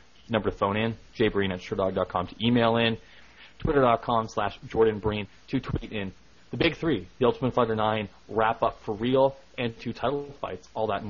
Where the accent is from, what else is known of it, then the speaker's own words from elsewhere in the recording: Canada; Even though I'm a Canadian, a huge GSP fan, as someone who listens to every Sherdog show, I may cheer for Alves